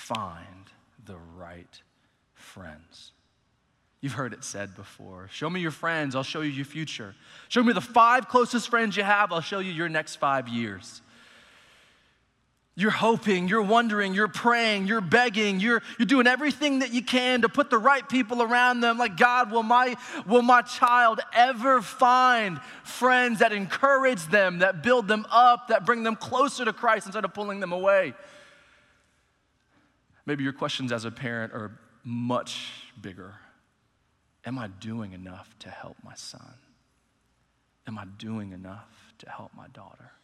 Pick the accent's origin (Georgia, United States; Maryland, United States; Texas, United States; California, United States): Texas, United States; Allen; I grew up in Allen, Texas, went to Allen High School throughout the whole school system